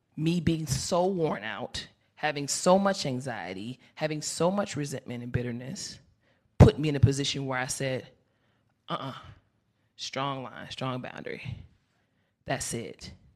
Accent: Chicago, Illinois, United States; I'm from Chicago

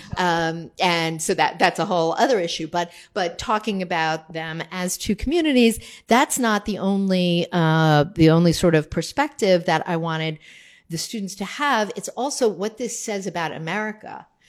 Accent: New Jersey, United States; I'm from New Jersey

